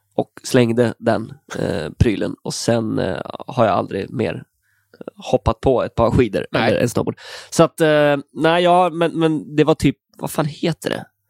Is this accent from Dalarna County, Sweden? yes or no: no; Stenstorp, Västra Götaland, Sweden; moved away as an adult; now in Stockholm, Sweden; Från en liten ort mellan Falköping och Skövde. Ja. Stenstorp heter det